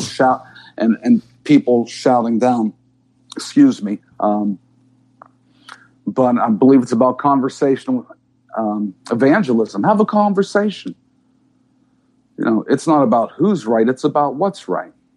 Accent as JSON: {"language": "English", "town": "Pittsburgh", "region": "Pennsylvania", "country": "United States", "said": "I'm from Pittsburgh"}